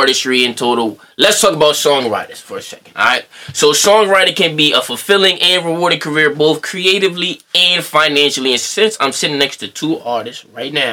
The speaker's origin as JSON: {"language": "English", "town": "Bridgeport", "region": "Connecticut", "country": "United States", "said": "I'm from Bridgeport, too."}